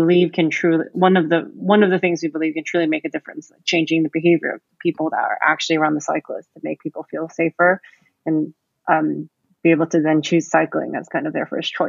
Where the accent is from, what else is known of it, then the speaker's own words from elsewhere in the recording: California, United States; also born or lived in Taipei / Singapore; now in London, United Kingdom; So I am from California, but I've grown up, you know, all over the place in Taipei, back in California, and I've lived in Singapore for a few years. And I moved to London to complete my MBA